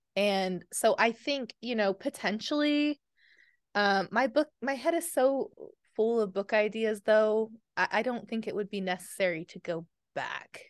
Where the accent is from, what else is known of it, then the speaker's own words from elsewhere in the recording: Oklahoma, United States; I'm from Oklahoma